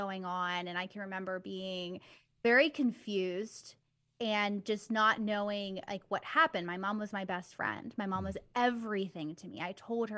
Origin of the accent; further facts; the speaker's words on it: Bridgeville, Pennsylvania, United States; born and raised here in Pennsylvania, near Pittsburgh, and I have not left.